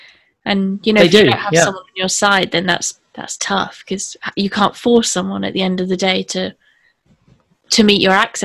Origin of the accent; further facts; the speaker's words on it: United Kingdom; being a British person